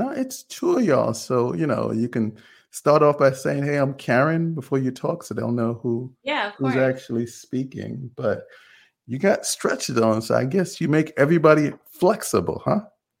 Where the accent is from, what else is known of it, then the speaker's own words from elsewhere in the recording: Freeport, New York, United States; Okay, I'm from Long Island.